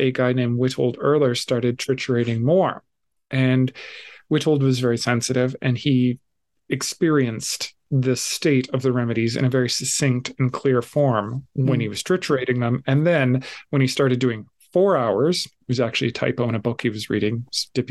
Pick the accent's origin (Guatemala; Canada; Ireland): Canada; Calgary, Alberta; I'm from Calgary